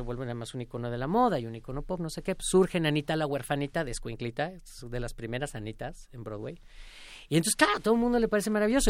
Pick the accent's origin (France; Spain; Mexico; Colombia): Mexico; siendo un cantante mexicano haciendo música mexicana